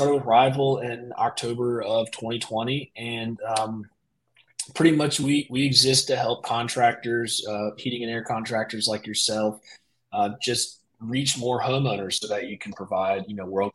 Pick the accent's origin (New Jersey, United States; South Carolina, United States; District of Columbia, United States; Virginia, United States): Virginia, United States; Poquoson; also born or lived in Kentucky; So I was born in Kentucky, but grew up here in Virginia, southeastern Virginia, in a little town called Pocosin